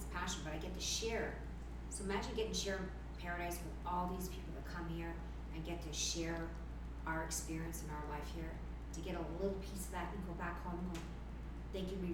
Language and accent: English; Canada; as much as I'm Canadian and born and raised there, Costa Rica is just as much as my home as Canada is.